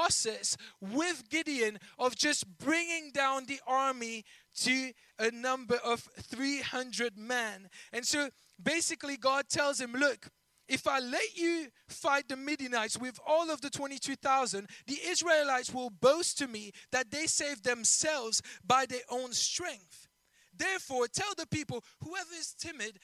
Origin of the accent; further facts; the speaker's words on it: Belgium; first language French; English is a second language; moved away as an adult; now in England; I'm not originally from England, if you couldn't tell by my accent and my mistakes here and there in the language. I'm from Belgium. I originally speak French